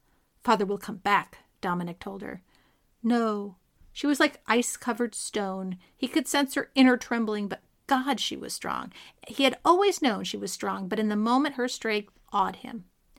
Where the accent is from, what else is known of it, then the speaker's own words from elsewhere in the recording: California, United States; I'm Californian.